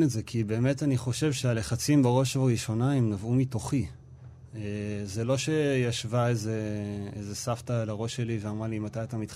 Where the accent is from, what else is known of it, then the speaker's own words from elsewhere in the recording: Nehalim, Central District, Israel; באמת אני במקור ממושב נחלים, זה מושב uh, דתי. אה, גדלתי ככל האנשים במושב שם, על אה, ברכי הציונות הדתית.